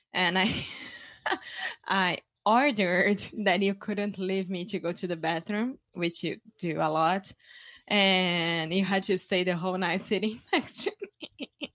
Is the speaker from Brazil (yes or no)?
yes; Rio de Janeiro, Brazil; English is a second language; moved away; I'm from Brazil. Yeah, from Rio